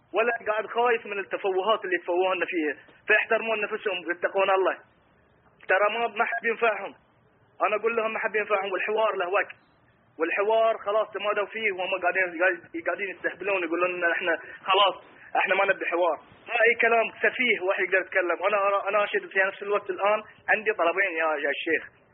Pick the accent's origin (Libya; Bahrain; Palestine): Bahrain; انا انسان بحريني